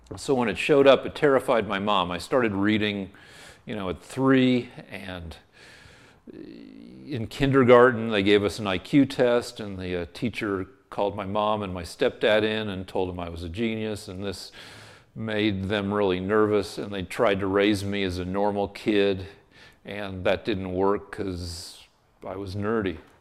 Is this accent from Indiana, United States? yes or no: no; Boulder, Colorado, United States; moved away; also born or lived in Albuquerque, New Mexico; University of Colorado, which is my hometown school